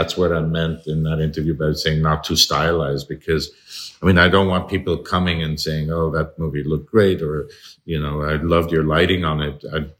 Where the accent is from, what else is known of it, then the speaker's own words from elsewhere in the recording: Midwest, United States; and I grew up in the Midwest